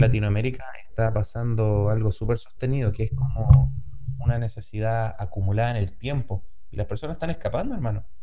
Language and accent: Spanish; Chile; yo hablo desde mi punto como chileno